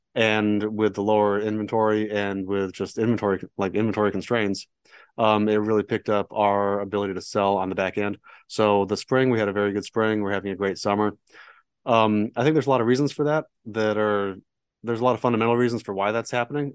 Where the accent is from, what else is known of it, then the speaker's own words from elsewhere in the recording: San Diego, California, United States; moved away as an adult; now in Dallas, United States; born and raised in San Diego, so that was fun. Grew up surfing